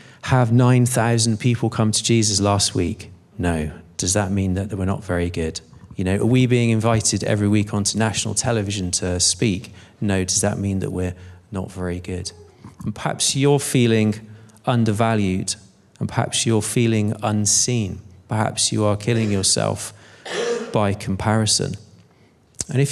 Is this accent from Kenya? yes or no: no; Bristol, South West England, United Kingdom; moved away; I'm from Bristol originally